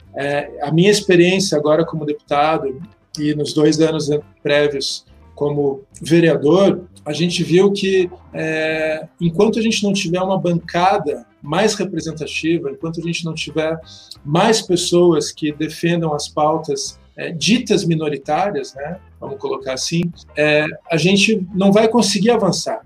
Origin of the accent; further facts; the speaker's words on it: Curitiba, Paraná, Brazil; nasci aqui em Curitiba